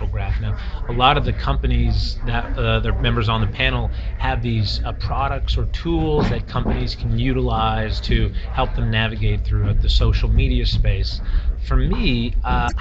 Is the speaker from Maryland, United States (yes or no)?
no; Calabasas, California, United States; also born or lived in Massachusetts; I was born and raised in San Fernando Valley in a town called Calabasas